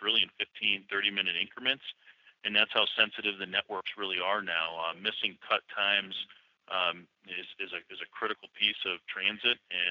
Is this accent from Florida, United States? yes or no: no; St. Louis, Missouri, United States; I'm from St. Louis